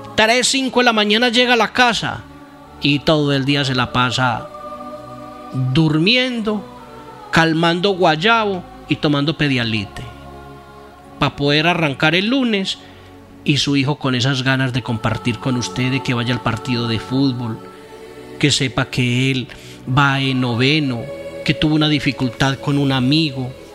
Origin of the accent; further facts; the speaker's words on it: Sopetrán, Antioquia, Colombia; Horizontes, corregimiento de Sopetrán, mi pueblo, donde fui criado, nacido